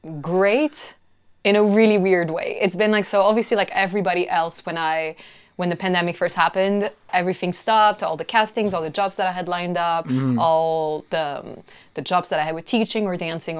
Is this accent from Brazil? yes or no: no; China; also born or lived in South Korea / Mexico / France; now in London, United Kingdom; I've been living in London for 8 years, but I'm originally Mexican and French, and I grew up in China and South Korea.